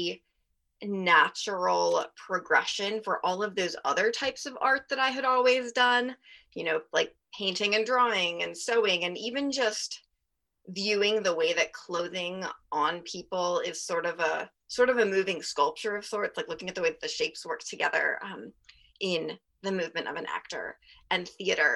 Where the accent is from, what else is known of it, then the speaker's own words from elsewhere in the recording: Salisbury, Maryland, United States; I grew up in Salisbury, Maryland